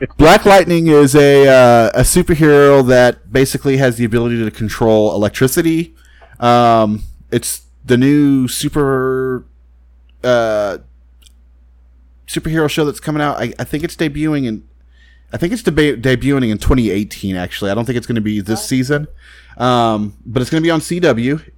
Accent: Texas, United States; I'm from Texas

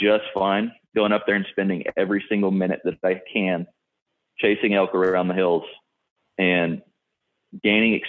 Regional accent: South Texas, United States; I'm from South Texas

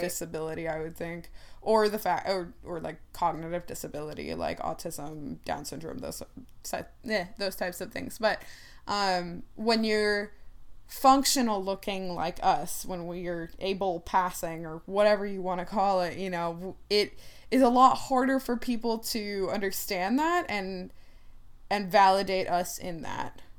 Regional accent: Ohio, United States; growing up in Ohio, I don't speak with an accent

